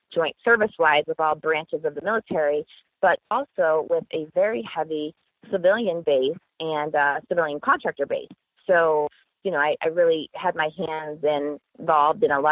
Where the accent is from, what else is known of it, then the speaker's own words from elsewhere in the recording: Maine, United States; moved away as an adult; I enlisted from my home state of Maine. And, you know, grew up in a small town USA in a lake community.